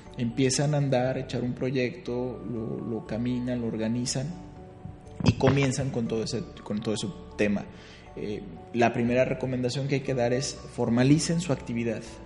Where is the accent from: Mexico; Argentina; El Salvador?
Mexico; Guadalajara, Jalisco; de donde vengo, eh, Guadalajara